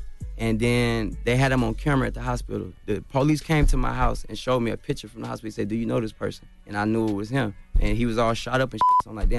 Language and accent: English; Chicago, Illinois, United States; born there; No, I was born in Chicago.